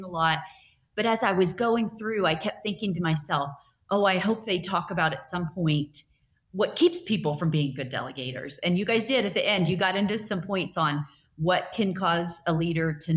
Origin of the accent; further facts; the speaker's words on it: Houston, Texas, United States; moved away as an adult; now in Colorado, United States; I am from Houston, Texas originally